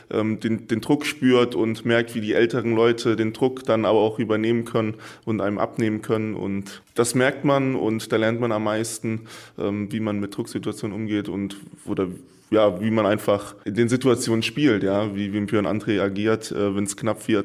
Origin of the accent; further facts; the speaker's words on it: Rhineland-Palatinate, Germany; Ich komme hier aus SG uns Rheinhessen, aus einer Region, da haben wir viel Volleyball gespielt.